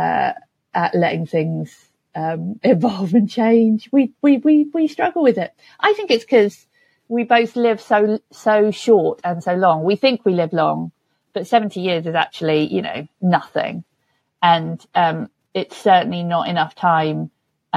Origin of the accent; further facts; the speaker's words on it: London, United Kingdom; especially as a Londoner